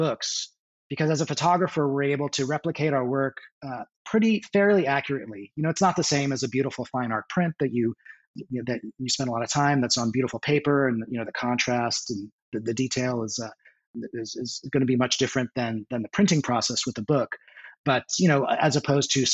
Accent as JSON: {"language": "English", "town": "San Diego", "region": "California", "country": "United States", "tie": "born or raised there", "also_born_or_lived": "Parma, Ohio", "lives_now": "Los Angeles, United States", "said": "So I grew up in North County, San Diego"}